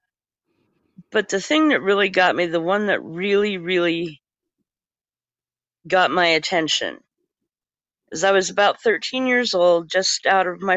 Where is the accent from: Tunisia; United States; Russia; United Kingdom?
United States; Eastern Oregon; I grew up way out in the Boontoolies in Eastern Oregon